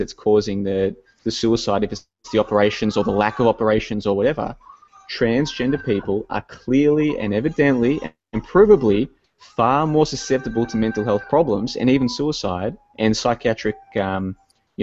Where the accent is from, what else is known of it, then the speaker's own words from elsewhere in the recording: Melbourne, Victoria, Australia; I actually spent a few years growing up in the Greensboro area